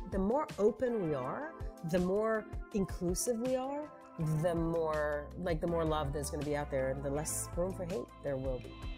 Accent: Tel Aviv, Tel Aviv District, Israel; moved away as an adult; now in United States; I grew up in Israel, in Tel Aviv

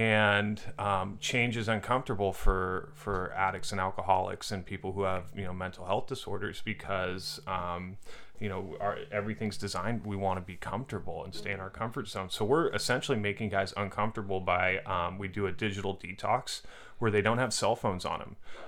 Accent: Orinda, California, United States; now in Los Angeles, United States; I'm from Orinda.

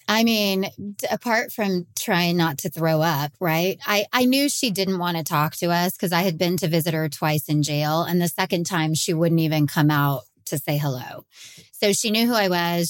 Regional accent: Texas, United States; I'm from Texas and, and have been crime reporting here for over twenty years

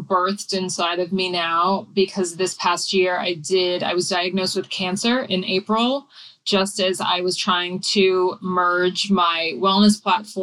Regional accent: New England, United States; I grew up in New England

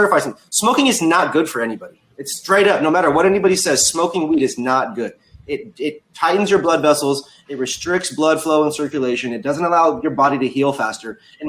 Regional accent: Seattle, Washington, United States; We come from Seattle. It's the pickiest group of people in the country outside.

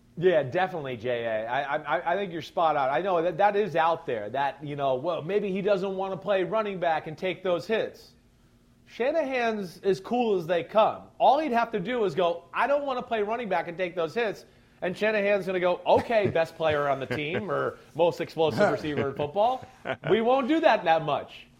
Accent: New Jersey, United States; I'm from New Jersey

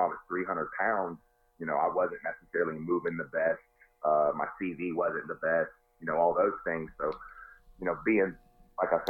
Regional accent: North Carolina, United States; Went to one in my home state of North Carolina

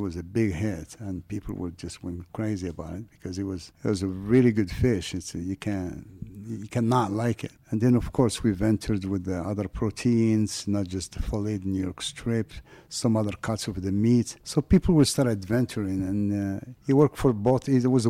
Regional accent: Morocco; if you have the little French accent, even though I'm from Morocco.

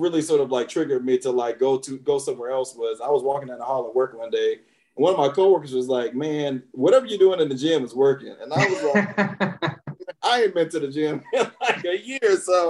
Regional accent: Alabama, United States; moved away as an adult; now in Washington, D.C., United States; So I'm originally from Alabama. The only two places I've ever lived are Alabama and D.C. I came to D.C., as you mentioned, to go to Howard.

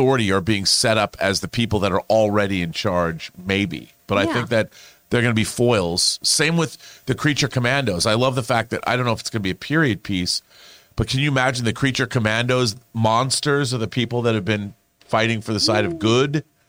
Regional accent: Seattle, Washington, United States; I would love them to go, not just because I grew up in Seattle

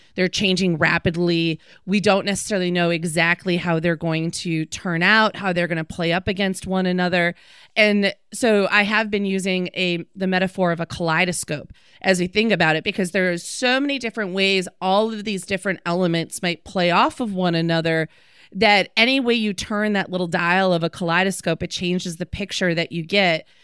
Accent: Green Bay, Wisconsin, United States; moved away; I'm from Green Bay

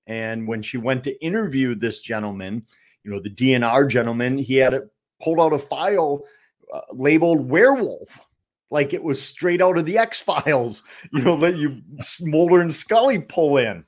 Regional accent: Eau Claire, Wisconsin, United States; my hometown of Eau Claire

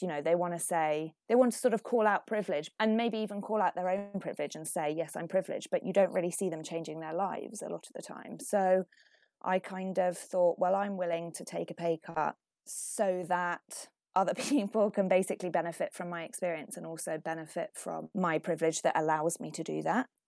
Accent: Finland; now in United Kingdom; I was brought up in Finland, which is, you know, not only white, but like very white.

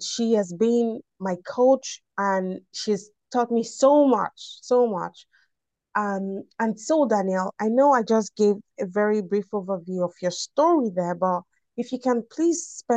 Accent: Nigeria; I'm from Nigeria

